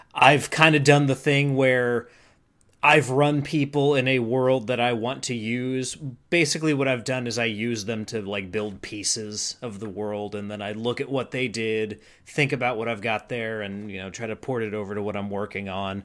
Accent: North Carolina, United States; I'm from North Carolina.

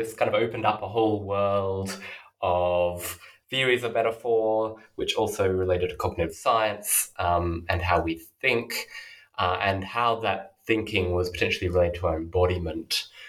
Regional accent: Australia; moved away as an adult; now in Oxford, United Kingdom; So as you mentioned, I'm currently an early career scholar in Oxford. But I grew up in Australia and did my undergraduate study there.

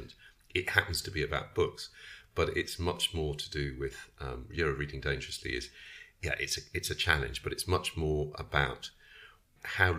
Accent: England, United Kingdom; I'm English

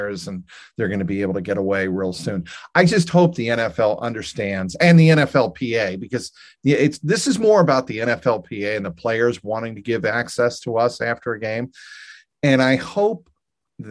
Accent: Cincinnati, Ohio, United States; moved away as an adult; also born or lived in New England; coming to Cincinnati, coming back home to my hometown

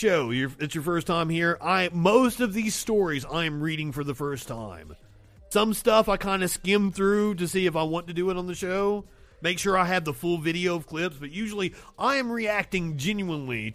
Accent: Kentucky, United States; also born or lived in Appalachia; now in Alabama, United States; I am a country boy. I am from Kentucky and I'm sitting in Alabama

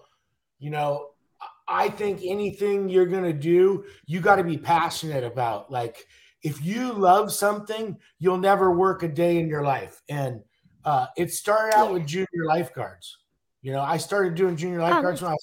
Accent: Santa Cruz, California, United States; growing up in Santa Cruz

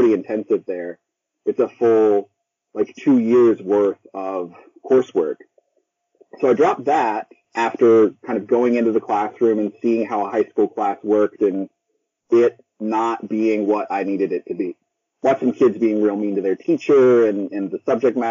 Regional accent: Parker, Colorado, United States; moved away as an adult; also born or lived in Greeley, Colorado / Columbia, South Carolina; now in Maryville, United States; I grew up about 20 minutes outside of town

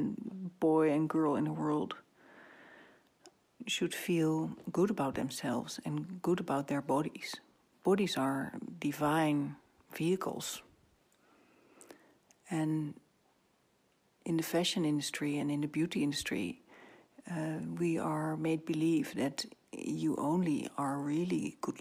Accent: Netherlands; I'm from Holland, and Dutch people are very down to earth

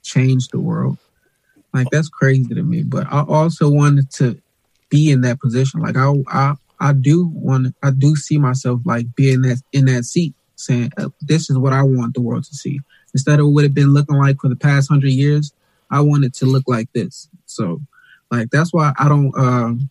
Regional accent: Gary, Indiana, United States; I grew up in Gary, Indiana

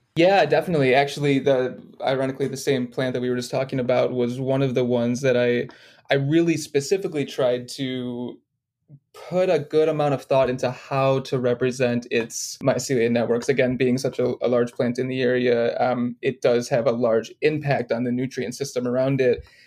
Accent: Detroit, Michigan, United States; moved away as an adult; also born or lived in Los Angeles, United States; moved back to where my hometown is of Detroit

